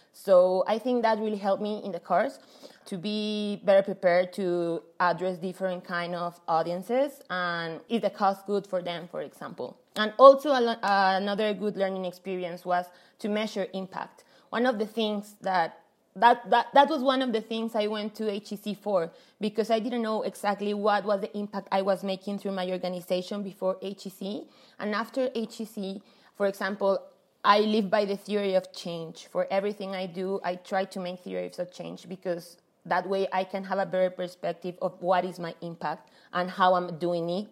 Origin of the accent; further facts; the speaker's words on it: Mexico; also born or lived in Paris; I'm from Mexico.